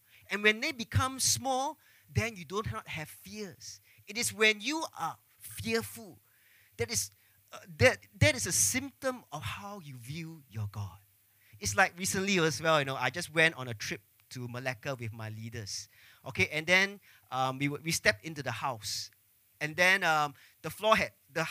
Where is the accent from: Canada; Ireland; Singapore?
Singapore; growing up in Singapore, growing up under the MOE system, all of us